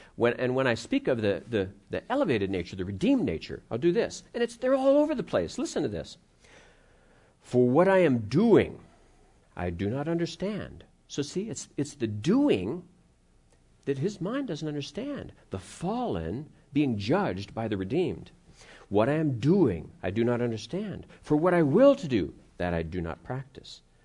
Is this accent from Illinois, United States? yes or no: no; Ohio, United States; I grew up in Ohio